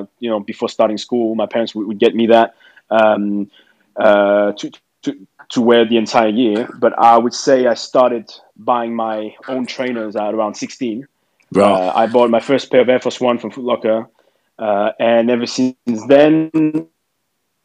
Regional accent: Paris, Île-de-France, France; moved away as an adult; now in London, United Kingdom; I'm French. I'm from Paris originally.

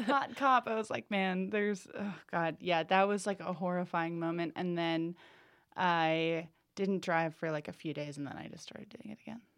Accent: New England, United States; I'm from New England

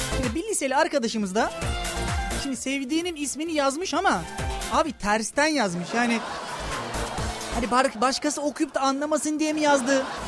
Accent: Kırklareli, Turkey; Ben kendim de kırklar eliyim

